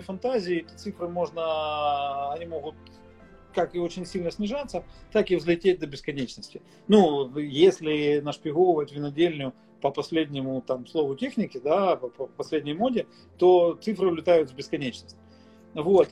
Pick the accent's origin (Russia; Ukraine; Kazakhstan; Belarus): Ukraine; Mykolaiv, Mykolaiv Oblast; also born or lived in Ochakiv, Ukraine; я сам из Николаева исторически